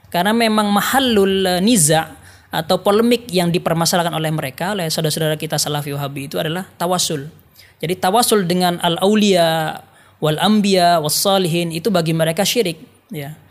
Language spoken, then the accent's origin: Indonesian; Jember, East Java, Indonesia; karena saya asli orang Jember.